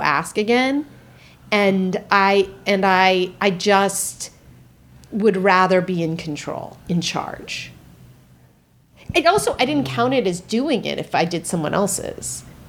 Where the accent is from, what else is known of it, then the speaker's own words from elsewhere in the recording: Marin, California, United States; I grew up in Marin